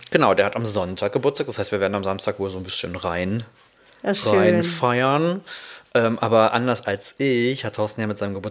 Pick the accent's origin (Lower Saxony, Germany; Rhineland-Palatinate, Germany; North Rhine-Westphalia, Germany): Rhineland-Palatinate, Germany; Trier; ich komme ja aus Trier, sehr konservatives, sehr katholisches, ähm, katholische Ecke.